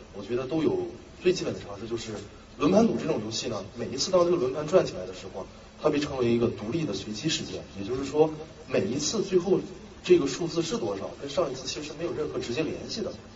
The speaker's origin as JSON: {"language": "Chinese", "town": "Dalian", "region": "Liaoning", "country": "China", "tie": "born or raised there", "also_born_or_lived": "Indiana, United States", "said": "是土生土长的大连人。高中的时候，我是大连市第二十四中学毕业的。呃，因为高中的时候学习成绩欠佳，所以说呢，本科的时候我就到美国留学去了"}